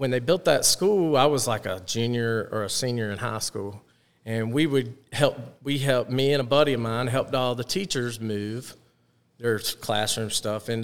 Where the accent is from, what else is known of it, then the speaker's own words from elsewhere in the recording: Myrtle Beach, South Carolina, United States; also born or lived in Spartanburg, South Carolina; Yeah, I grew up at Myrtle Beach. I went to Myrtle Beach High. My dad moved us there when he got the Dunes Club job. When I was 8 years old